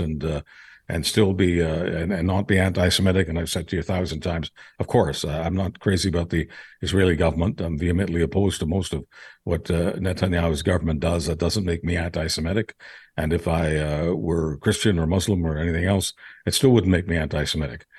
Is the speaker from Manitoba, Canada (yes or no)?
yes; Manitoba, Canada; not as a Manitoban, but as a Canadian human being